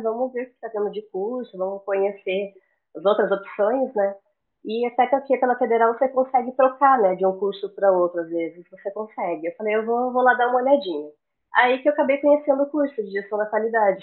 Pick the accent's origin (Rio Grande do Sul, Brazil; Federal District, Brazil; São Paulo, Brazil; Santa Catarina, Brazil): Santa Catarina, Brazil; Florianópolis; also born or lived in Curitiba, Paraná; eu sou de Curitiba, no Paraná, mas eu cresci em Florianópolis, na Ilha da Magia